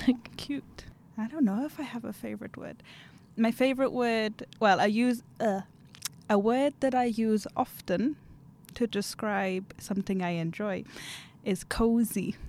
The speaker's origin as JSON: {"language": "English", "town": "Newcastle upon Tyne", "region": "North East England", "country": "United Kingdom", "moved": "as an adult", "lives_now": "Umeå, Sweden", "said": "I am from Newcastle in the UK"}